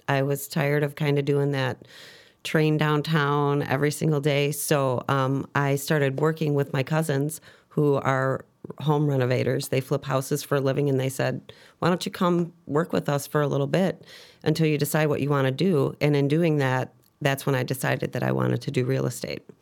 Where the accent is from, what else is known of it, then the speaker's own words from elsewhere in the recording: Chicago, Illinois, United States; I'm originally from Chicago, Southside girl. Um, grew up around the Archer and Harlem area.